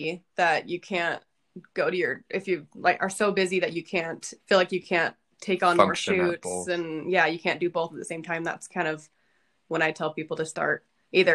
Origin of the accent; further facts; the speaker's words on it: Arizona, United States; No, I'm from Arizona and he's from Nevada.